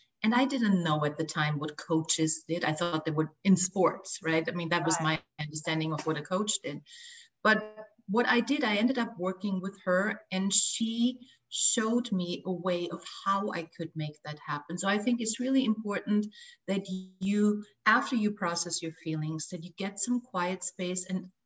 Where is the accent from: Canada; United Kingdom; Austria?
Austria; moved away as an adult; also born or lived in Los Angeles, United States; I left my home country of Austria to come to Los Angeles and get married